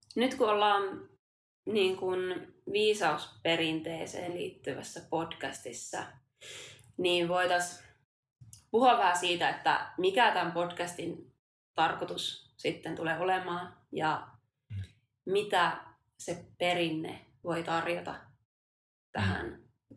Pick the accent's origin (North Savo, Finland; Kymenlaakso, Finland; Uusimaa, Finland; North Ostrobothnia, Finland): North Ostrobothnia, Finland; Kuusamo; now in Tampere, Finland; me ollaan vähän samalta suunnilta kotoisin. Mä oon Kuusamosta ja maaseudulta myös muuttanut tänne Tampereen kaupunkiin